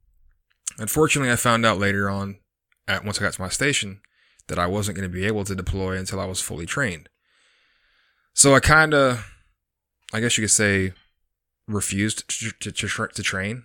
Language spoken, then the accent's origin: English; Texas, United States; also born or lived in McAllen / Corpus Christi / Houston / San Antonio; So I was born in McAllen, Texas in 1982. Pretty much moved all over the country with my parents. Well, parent, one of the two. Corpus Christi, Houston, San Antonio, Tennessee, quite a few different places.